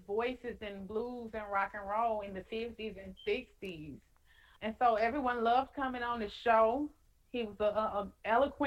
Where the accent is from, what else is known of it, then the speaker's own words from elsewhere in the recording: Clarksdale, Mississippi, United States; For me, it's the Mississippi Delta